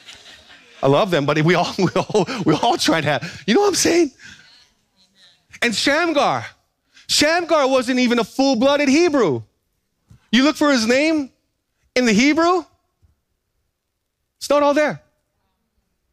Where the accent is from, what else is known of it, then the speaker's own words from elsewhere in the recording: Big Island, Hawaii, United States; growing up on the Big Island